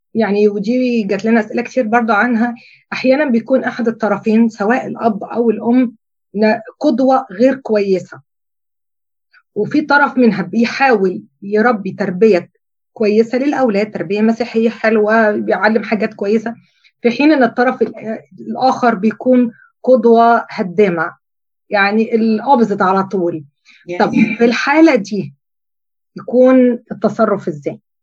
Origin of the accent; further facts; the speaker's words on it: Egypt; في مجتمعنا كمصريين